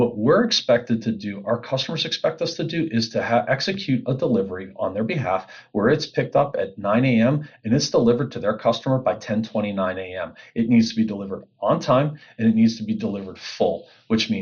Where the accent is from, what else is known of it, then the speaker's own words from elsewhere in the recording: Pittsburgh, Pennsylvania, United States; accent: Pittsburghese; also born or lived in Cleveland, Ohio; I was born in Cleveland, Ohio. I'm a Pittsburgher tried and true. So mom and dad moved me to Pittsburgh. I was raised in Pittsburgh, Pennsylvania.